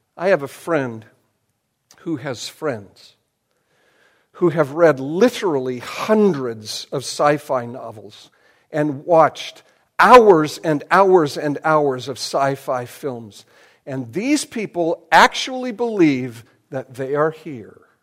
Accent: United States; I am more American than I am Christian

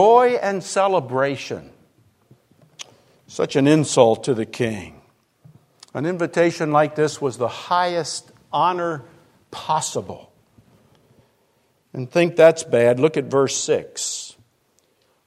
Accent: Arlington, Virginia, United States; I grew up in Arlington, Virginia, and back in the 50s

